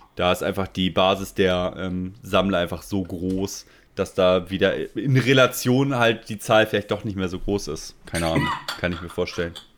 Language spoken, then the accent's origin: German; Germany; bei uns in Deutschland